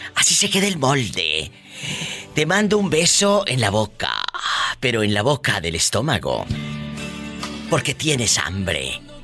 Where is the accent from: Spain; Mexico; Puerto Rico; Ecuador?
Mexico; Matamoros, Tamaulipas; Yo nací en Matamoros, Tamaulipas